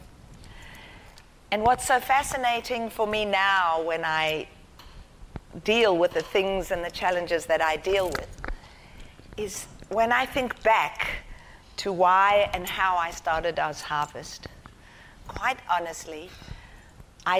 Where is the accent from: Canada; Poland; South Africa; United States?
South Africa; also born or lived in Israel; now in Australia; I was white, growing up in apartheid South Africa